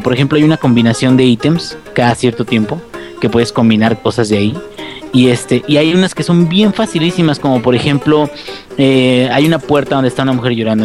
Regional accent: Mexico; yo soy mexicano.

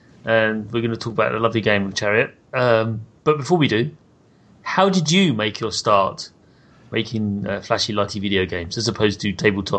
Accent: United Kingdom; Terribly British of me. I find that we Brits we stress certain vowels over North American friends, and it can get confusing.

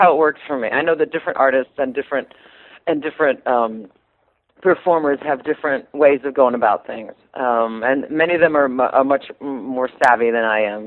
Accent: Strawberry Point, Iowa, United States; also born or lived in Manchester, Iowa; I'm from near Manchester, but I grew up near Strawberry Point, on a farm near Strawberry Point, Iowa.

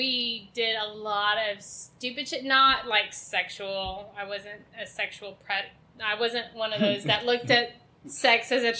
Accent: San Antonio, Texas, United States; also born or lived in Dallas; I was born in Dallas. I grew up in South San Antonio, lived in multiple locations

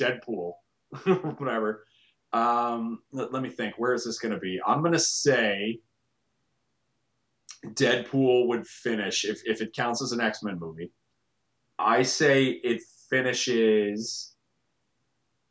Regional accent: Canada; I am Canadian.

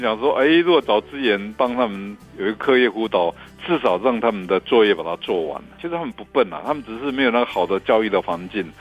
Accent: Hualien, Hualien County, Taiwan; also born or lived in Taipei; now in Taitung, Taiwan; 因为我在花莲门路院 旁边那个小姨尊长大

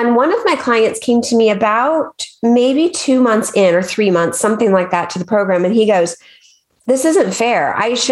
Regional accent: Arkansas, United States; I grew up in Arkansas and there's the mighty Mississippi River

